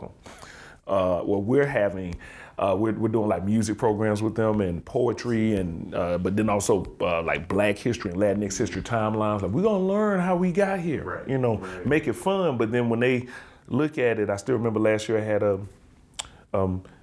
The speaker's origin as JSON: {"language": "English", "town": "Birmingham", "region": "Alabama", "country": "United States", "said": "I'm from Birmingham, Alabama"}